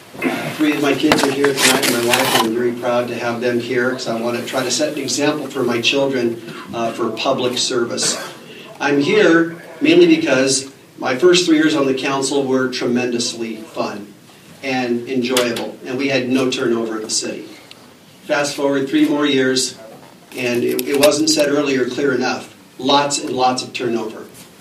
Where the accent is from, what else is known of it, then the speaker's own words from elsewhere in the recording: Fairbanks, Alaska, United States; I was born and raised here in Fairbanks, as was my mother, and my grandfather's from Fairbanks, too.